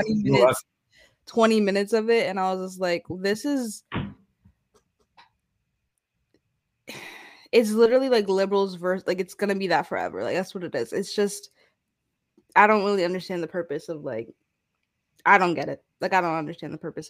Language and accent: English; United States; also born or lived in the South (US)